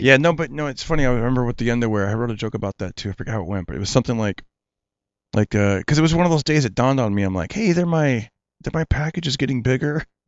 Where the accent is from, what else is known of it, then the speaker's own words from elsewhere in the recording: Fresno, California, United States; my hometown